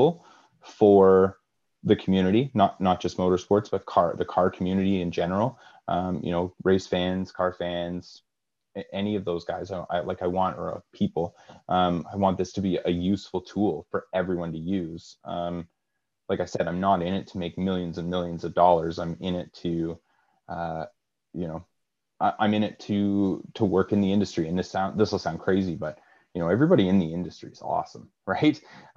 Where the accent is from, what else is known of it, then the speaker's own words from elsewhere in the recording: Kingston, Ontario, Canada; I'm from Kingston